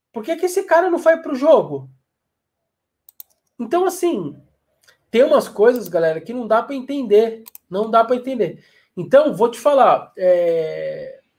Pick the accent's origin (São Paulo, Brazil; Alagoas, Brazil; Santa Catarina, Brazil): Alagoas, Brazil; Maceió; Eu sou daqui de Maceió.